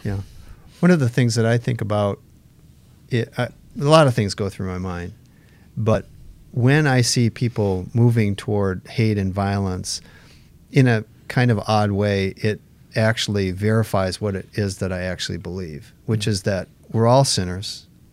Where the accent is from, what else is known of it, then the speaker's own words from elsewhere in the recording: United States; we're American citizens